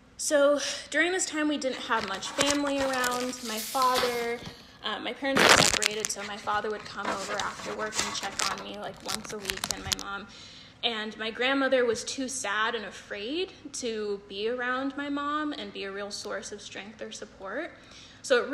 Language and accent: English; California, United States; moved away; I'm originally from California